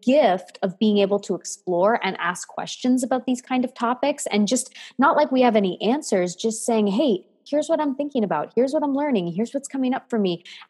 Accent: Canada; also born or lived in United States; And so my love is French and I'm a Canadian American lady.

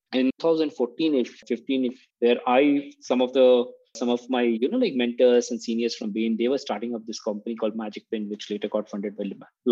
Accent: Patna, Bihar, India; I grew up in part of India, which is a little small little town called Patna, which is on the eastern side

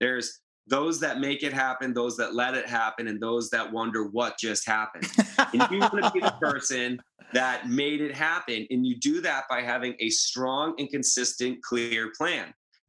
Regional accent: Northeast, United States; you know, I'm from the Northeast. That's a different vibe than in Southern California.

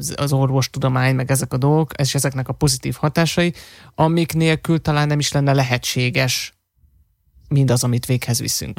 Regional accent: Hungary; fehér vagyok, meg magyar vagyok, magyarul beszélek

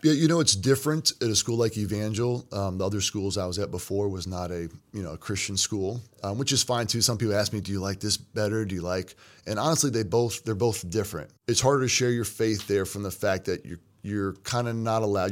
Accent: Kentucky, United States; moved away as an adult; also born or lived in Florida; now in Missouri, United States; I'm from Kentucky

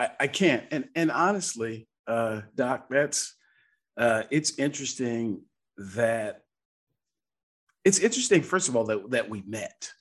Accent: Seattle, Washington, United States; I was raised in Seattle, Washington

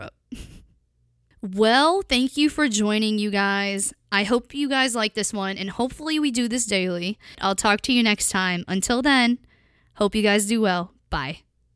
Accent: Pennsylvania, United States; when I was younger, I grew up in Pennsylvania

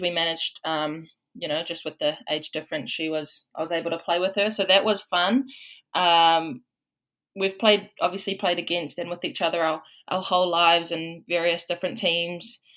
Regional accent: Waikato, New Zealand; moved away as an adult; now in Washington State, United States; I'm from Waikato, um, back home

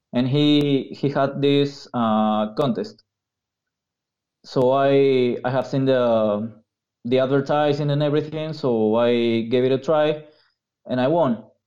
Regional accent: Peru; English is a second language; I'm not North American, so English is not my first language.

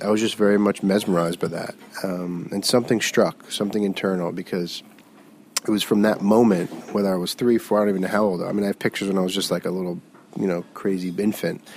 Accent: South Florida, United States; now in New York, United States; I grew up in South Florida.

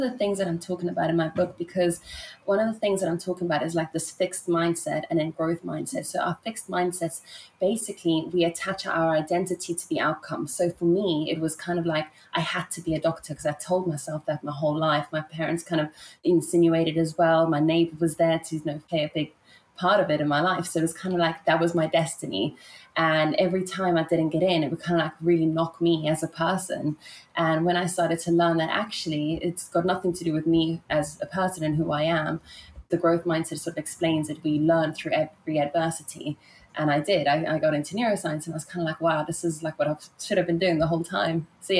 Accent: South Africa; also born or lived in Italy / England / Germany / Ibiza; So I was born in Italy, and then I grew up in South Africa. My mom's South African. So I lived in Italy for 10 years and in South Africa for 10 years. And I actually moved to England for 10 years.

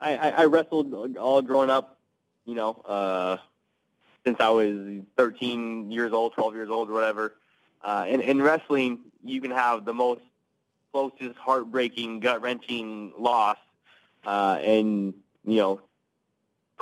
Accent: Seattle, Washington, United States; definitely a Seahawks guy because I'm from Seattle, so a big Seahawks fan for you know a long time. You know, I lived there the entire time.

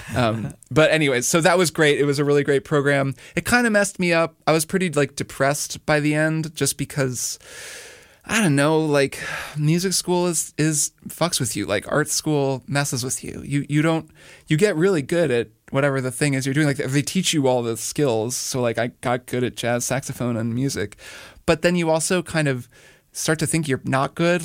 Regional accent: Indiana, United States; moved away as an adult; also born or lived in Miami, Florida; I grew up in Indiana

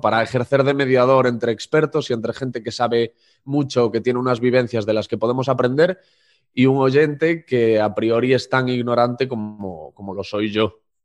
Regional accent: Corcubión, Galicia, Spain; moved away; Yo soy de un pueblo muy pequeñito que se llama Corcubión, de unos 1.500 habitantes y allí una de las pocas atracciones o de los pocos sitios interesantes a los que nos podían llevar a los alumnos del colegio era la radio municipal.

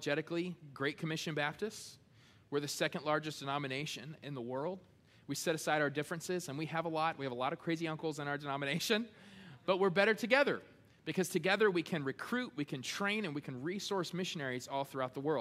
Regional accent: United States; being American

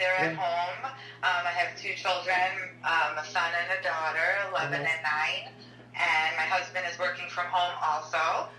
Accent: New York, United States; now in Michigan, United States; I'm originally from New York, and my childhood friend still lives there

